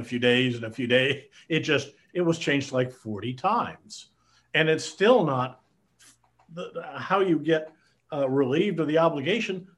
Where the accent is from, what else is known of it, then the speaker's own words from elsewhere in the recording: Iowa, United States; moved away as an adult; also born or lived in Denton, Texas; I'm a Midwestern boy. I grew up in Iowa.